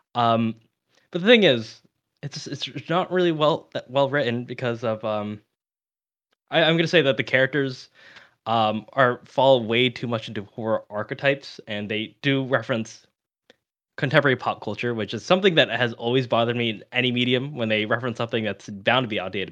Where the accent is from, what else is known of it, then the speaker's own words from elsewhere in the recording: United States; I'm American